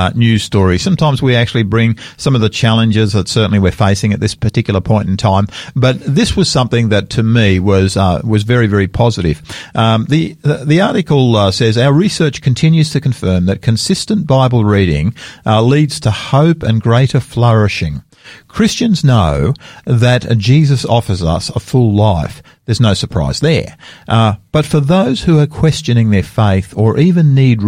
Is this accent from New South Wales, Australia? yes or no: yes; Sydney, New South Wales, Australia; moved away; my hometown of Sydney